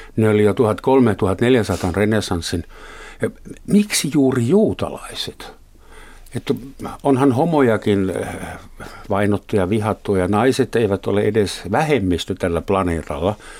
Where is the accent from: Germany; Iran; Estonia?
Germany; now in Finland; olen Saksasta kotoisin